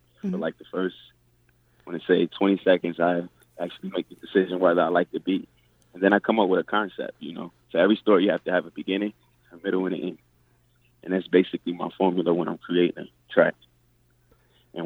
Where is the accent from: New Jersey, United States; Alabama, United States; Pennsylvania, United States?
New Jersey, United States; Atlantic City; moved away as an adult; now in Las Vegas, United States; I'm from Atlantic City, New Jersey originally. I moved to Vegas about 14 years ago.